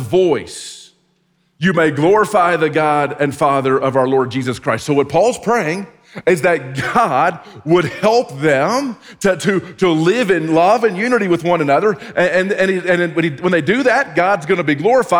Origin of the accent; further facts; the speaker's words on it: Texas, United States; growing up in Texas